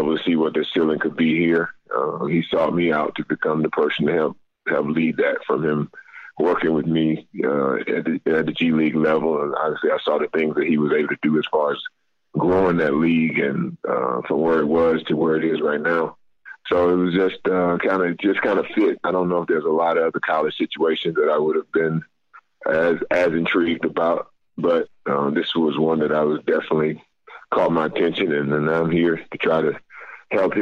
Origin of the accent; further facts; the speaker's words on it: North Carolina, United States; moved away; go back to my home state, my North Carolina, where I grew up